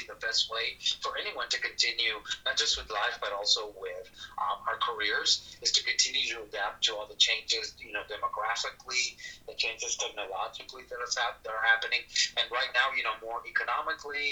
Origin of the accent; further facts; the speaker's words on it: South Texas, United States; also born or lived in northern Mexico; he brought the family to Texas, so I grew up in South Texas.